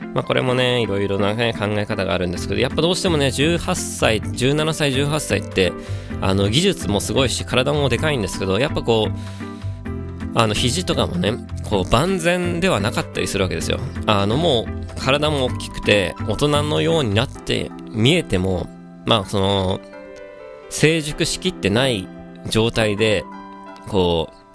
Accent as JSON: {"language": "Japanese", "region": "Kanagawa", "country": "Japan", "tie": "born or raised there", "said": "神奈川の出身なんで"}